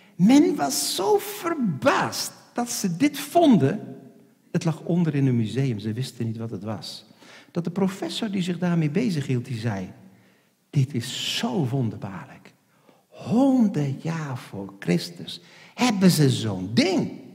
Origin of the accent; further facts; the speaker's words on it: Netherlands; Ik zeg, nee, ik ben geen Duitser. Ik ben een Hollander